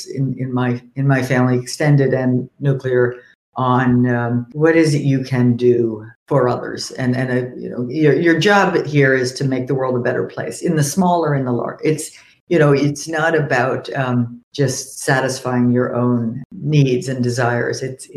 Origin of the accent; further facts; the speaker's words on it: New York, United States; now in Cambridge, United States; I grew up in New York and we had one of those doors too